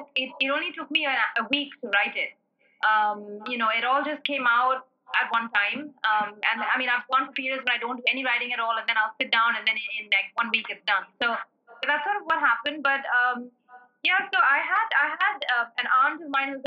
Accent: South India, India; as a South Indian

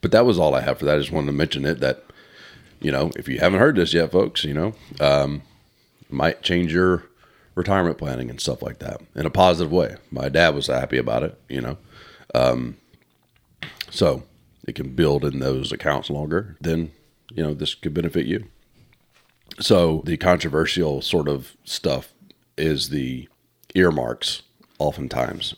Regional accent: United States; as an American

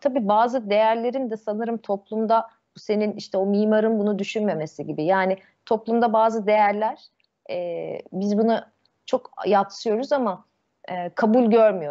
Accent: Istanbul, Turkey; ben Yeniköy'de büyüdüm. Sarıyer ilçesine şeye bağlı

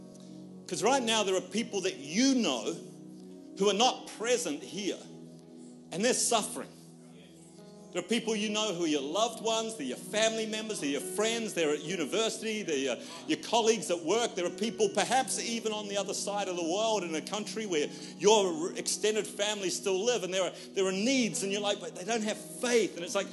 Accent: Australia; because we're Australian, therefore we're very introverted.

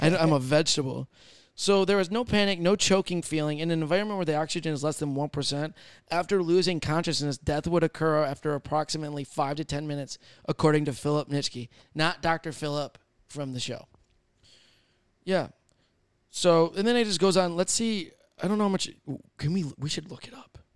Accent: Michigan, United States; I'm from Michigan.

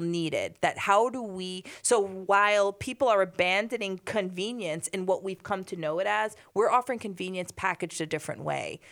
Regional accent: Hoboken, New Jersey, United States; we grew up in Hoboken

